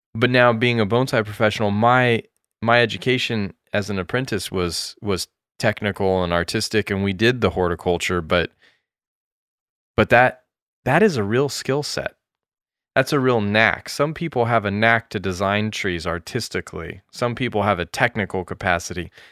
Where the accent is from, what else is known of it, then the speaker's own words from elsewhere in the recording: United States; also born or lived in Japan; being an American